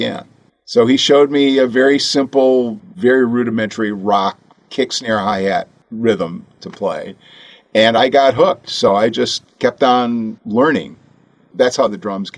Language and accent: English; Detroit, Michigan, United States; I was born in Detroit, Michigan